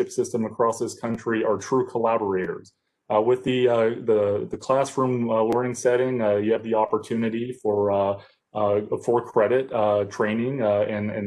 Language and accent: English; Columbus County, North Carolina, United States; I'm from Columbus County, North Carolina